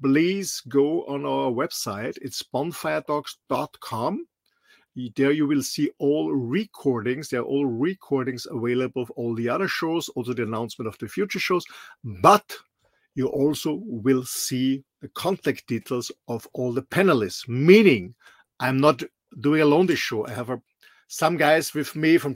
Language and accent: English; Austria; moved away; I'm originally from Austria, a small little country in the middle of Europe.